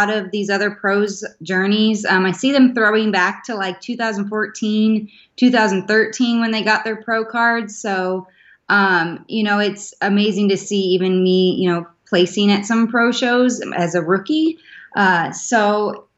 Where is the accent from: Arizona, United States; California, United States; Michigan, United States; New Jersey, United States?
Arizona, United States; Gilbert; I am from Gilbert, Arizona